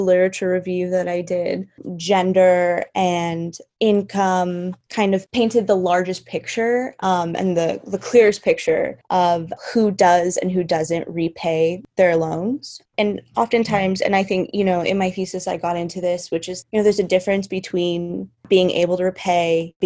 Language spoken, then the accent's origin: English; Los Angeles, California, United States; I'm from Los Angeles, California